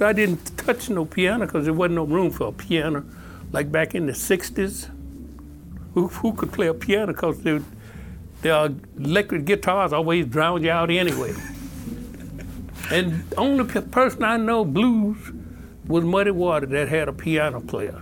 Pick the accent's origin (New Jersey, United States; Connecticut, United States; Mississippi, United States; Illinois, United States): Mississippi, United States; growing up in Mississippi